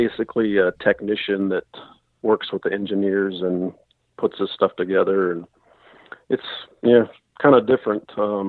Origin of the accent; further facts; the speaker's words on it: West Virginia, United States; I'm from North Central West Virginia in Marion County. It's just south of Morgantown, and I'm about half hour from the Pennsylvania line.